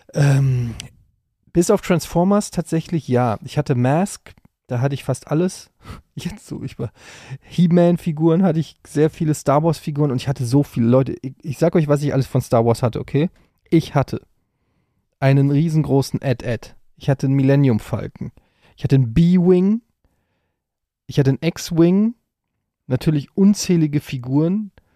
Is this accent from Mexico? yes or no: no; Frankfurt am Main, Hesse, Germany; in Frankfurt gab, wo ich groß geworden bin